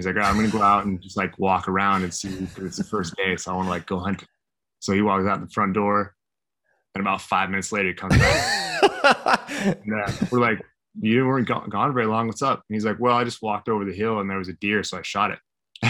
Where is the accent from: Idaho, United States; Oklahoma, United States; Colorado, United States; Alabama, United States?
Idaho, United States; I grew up in Idaho.